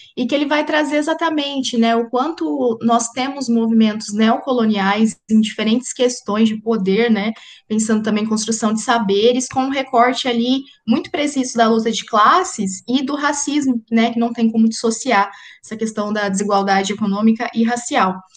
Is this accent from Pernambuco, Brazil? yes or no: no; interior of São Paulo, Brazil; now in Paraná, Brazil; eu sou também do interior, eu sou de São Paulo, do interior de São Paulo